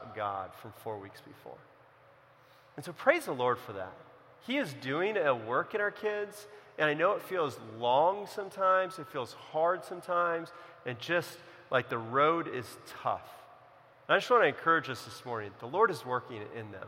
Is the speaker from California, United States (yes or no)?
yes; Central California, United States; also born or lived in Los Angeles; I grew up in California, in Central California